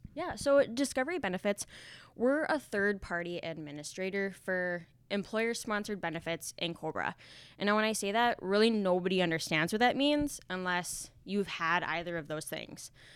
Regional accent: Finley, North Dakota, United States; moved away as an adult; now in Fargo, United States; Me and my husband, we live in Fargo now, but I grew up in Findlay, North Dakota

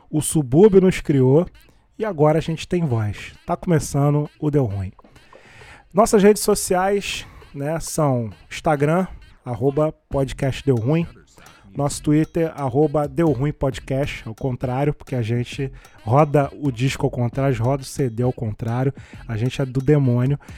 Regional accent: Haiti; Cara, eu sou haitiano, estamos numa revolução haitiana, a gente está dominando.

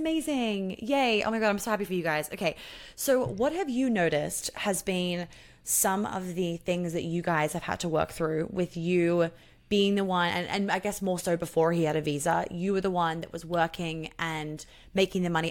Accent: Sydney, New South Wales, Australia; we grew up together in Sydney

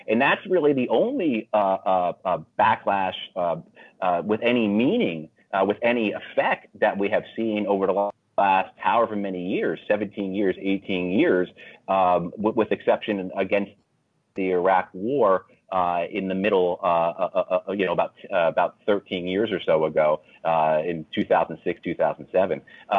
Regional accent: New York, United States; moved away; I'm from New York originally, so I've known Trump my whole life.

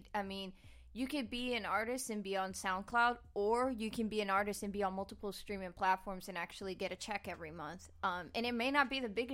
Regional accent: New Jersey, United States; New Jersey

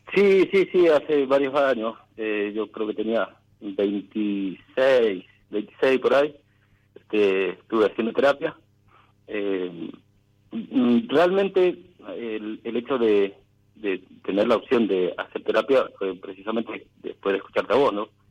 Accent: Mendoza, Argentina; Soy de Mendoza

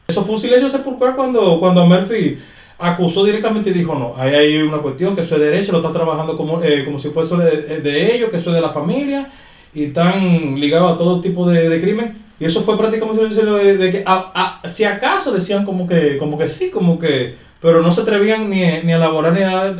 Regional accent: Santo Domingo Oeste, Distrito Nacional, Dominican Republic; soy de Santo Domingo Oeste

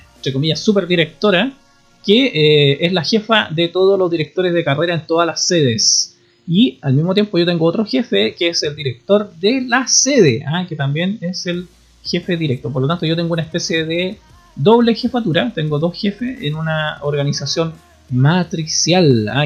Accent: Puerto Montt, Los Lagos, Chile; moved away; Yo nací en Puerto Montt

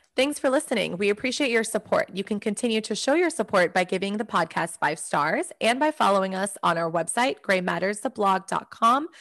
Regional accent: United States; my experience as an American

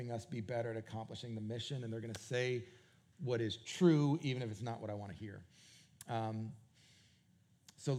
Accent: New England, United States; moved away; also born or lived in Canada / Raleigh area; New England, which is where Jennifer and I are both from

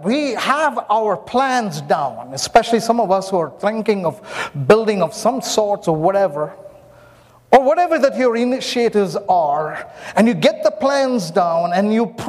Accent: Myanmar; born there; I was born in Myanmar. So I went and I found the place where I was born.

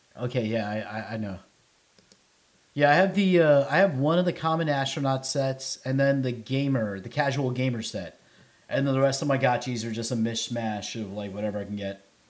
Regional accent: New York City, New York, United States; now in Nashville, United States; I'm from the Bronx

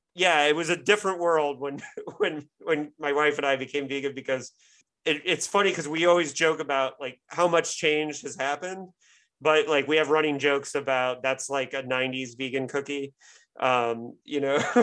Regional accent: Midwest, United States; even though I grew up in the Midwest and whatever

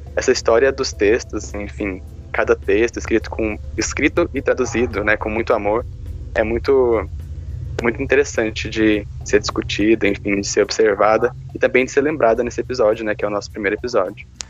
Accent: Caldas Novas, Goiás, Brazil; moved away as an adult; now in Ribeirão Preto, Brazil; eu sou natural de Caldas Novas, Goiás, mas vivo em Ribeirão Preto também por conta da faculdade

